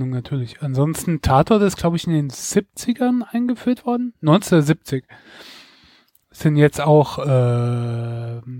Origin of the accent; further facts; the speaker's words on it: Mainz, Rhineland-Palatinate, Germany; Also ich muss dazu sagen, ich komme aus Rheinland-Pfalz, aus Mainz, aber ähm, Mainz liegt ja fast, äh, liegt ja am Rhein und auf der anderen Seite ist dann Hessen.